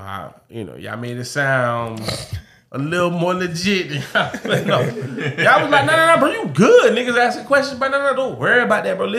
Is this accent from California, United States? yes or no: no; Miami, Florida, United States; I'm a nigga from Miami still at the end of the day.